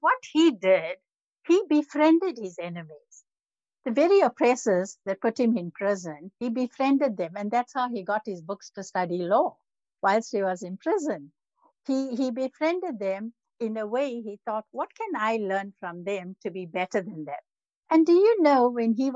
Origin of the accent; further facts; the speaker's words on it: South Africa; Growing up in South Africa